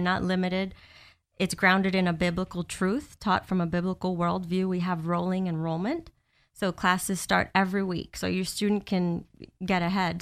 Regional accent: Miami, Florida, United States; now in Orlando, United States; I've been in Florida most of my life. I moved down from Miami when I was fourteen. I went to high school here, and I've been here ever since in Orlando.

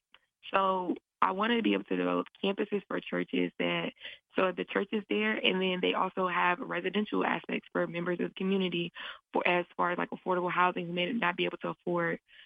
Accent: the South, United States; I'm from the South

